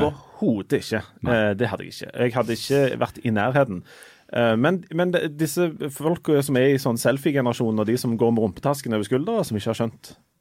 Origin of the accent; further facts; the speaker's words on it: Norway; jeg er fra Norge